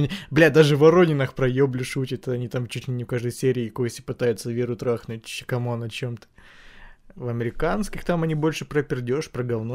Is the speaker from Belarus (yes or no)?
no; Ukraine; я украинец